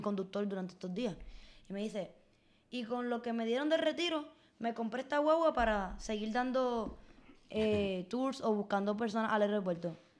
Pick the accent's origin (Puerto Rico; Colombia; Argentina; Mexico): Puerto Rico; las oportunidades eh, existentes en nuestro país